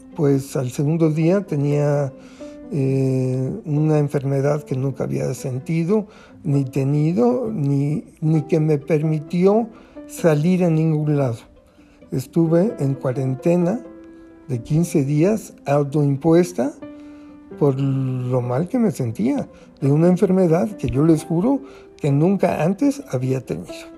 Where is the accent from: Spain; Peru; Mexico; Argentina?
Mexico; como buen mexicano